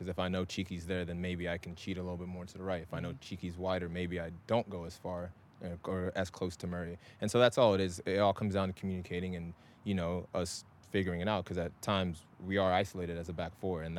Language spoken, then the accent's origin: English; Scotland, United Kingdom; also born or lived in Nigeria / Texas, United States; me, of course, being born in Nigeria, but then also like growing up in Scotland, living in like Texas and all